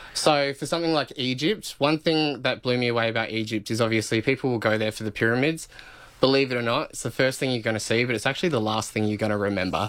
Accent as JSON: {"language": "English", "town": "Alice Springs", "region": "Northern Territory", "country": "Australia", "said": "I'm from Alice Springs"}